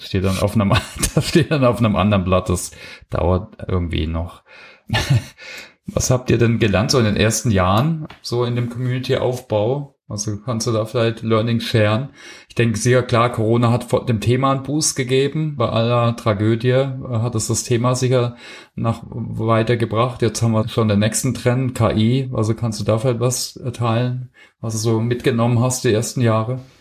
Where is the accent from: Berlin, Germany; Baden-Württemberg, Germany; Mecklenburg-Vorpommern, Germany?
Baden-Württemberg, Germany; Heilbronn; moved away; ich habe äh, mein Abitur gemacht in Heilbronn. Also ich kenne die Stadt schon ein bisschen, ich komme aus der Ecke